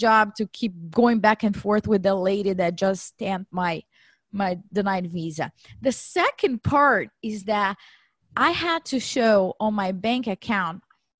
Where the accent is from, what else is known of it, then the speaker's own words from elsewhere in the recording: Brazil; moved away as an adult; now in United States; I was born and raised in Brazil. After I graduated, I did my MBA there. And in 2008, I decided to come to the U.S. for a one-year cultural exchange program